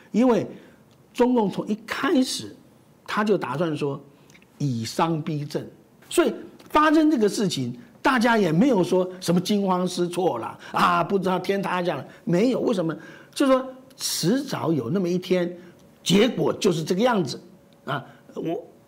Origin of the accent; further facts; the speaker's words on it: Taiwan; 我们台湾人